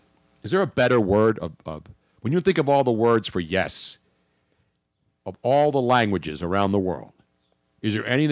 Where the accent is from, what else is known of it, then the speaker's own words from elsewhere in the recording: Philadelphia, Pennsylvania, United States; of course I did growing up in South Philly. That's all there were down here.